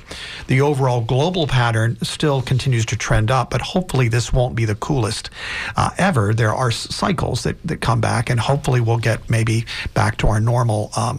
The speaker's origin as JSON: {"language": "English", "town": "Tampa", "region": "Florida", "country": "United States", "tie": "born or raised there", "said": "I was raised here in Tampa."}